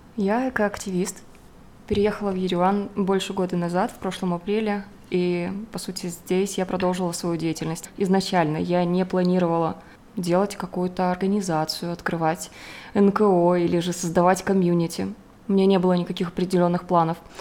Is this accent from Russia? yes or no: yes; Rostov-on-Don, Rostov Oblast, Russia; moved away as an adult; now in Armenia; я из Ростова, с юга